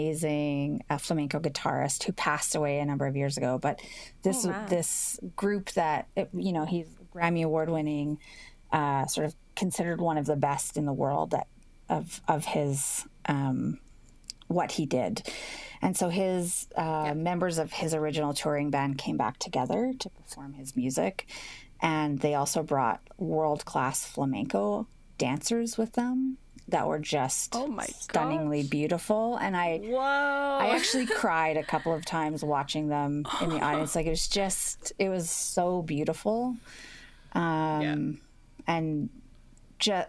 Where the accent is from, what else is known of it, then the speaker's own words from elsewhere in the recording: Edmonton, Alberta, Canada; moved away as an adult; also born or lived in Toronto; I grew up here in Edmonton